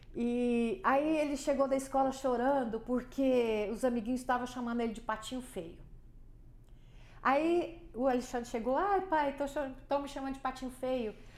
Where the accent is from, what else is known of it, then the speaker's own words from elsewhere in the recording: Goiânia, Goiás, Brazil; eu nasci em Goiânia e meus avós foram um dos, dos primeiros habitantes de Goiânia